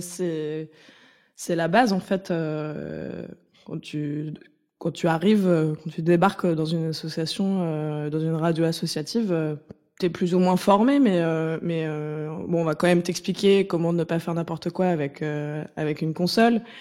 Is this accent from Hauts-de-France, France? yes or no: no; Nantes, Pays de la Loire, France; je viens de Nantes, euh, donc j'ai grandi en écoutant une radio associative